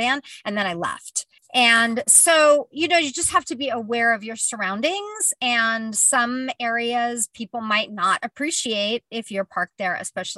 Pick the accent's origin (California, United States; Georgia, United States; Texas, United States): California, United States; I'm a Californian